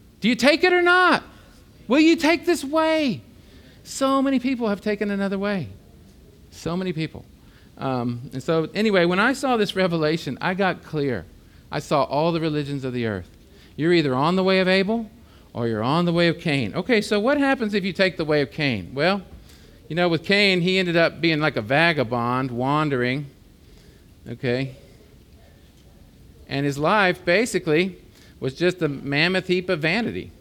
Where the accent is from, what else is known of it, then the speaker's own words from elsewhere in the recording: United States; I was born in America